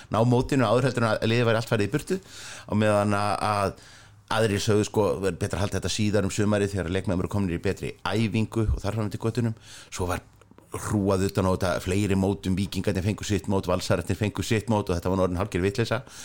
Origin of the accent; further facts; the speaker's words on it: Reykjavík, Capital Region, Iceland; ég er elst upp í Vesturbæn